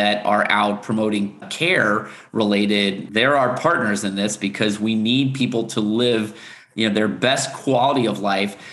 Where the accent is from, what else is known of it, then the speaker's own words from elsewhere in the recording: South Florida, United States; I grew up in South Florida